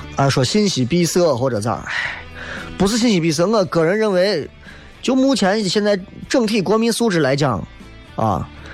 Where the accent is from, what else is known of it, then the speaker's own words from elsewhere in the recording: Xi'an, Shaanxi, China; 咱作为一个西安人